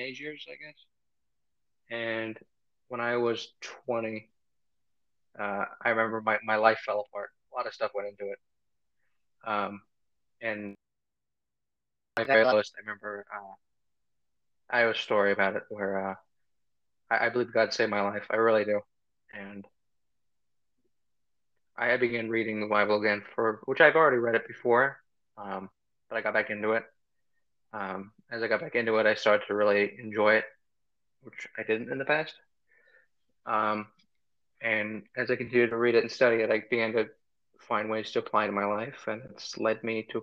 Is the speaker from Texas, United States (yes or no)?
no; Philadelphia, Pennsylvania, United States; moved away as an adult; also born or lived in Armenia; now in Missouri, United States; I was born and raised around Philadelphia. I was born in Philadelphia, lived most of my life around Philadelphia. I lived overseas for a few years in Armenia, and then moved back to Pennsylvania and went to high school in Pennsylvania